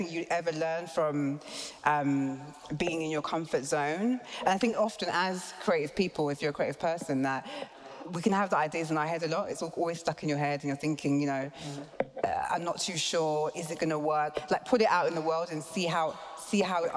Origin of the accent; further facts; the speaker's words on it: British born, England, United Kingdom; us being British born, us also being Ghanaian